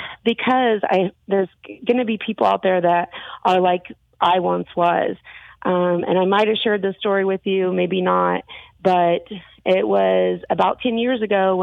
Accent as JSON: {"language": "English", "region": "the Bible Belt", "country": "United States", "tie": "born or raised there", "said": "I was raised in the Bible Belt. I had those issues with my father growing up."}